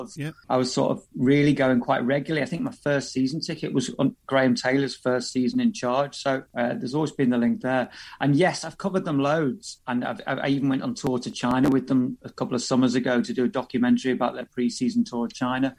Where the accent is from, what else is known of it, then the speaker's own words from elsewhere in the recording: Liverpool, North West England, United Kingdom; moved away; I'm from Liverpool originally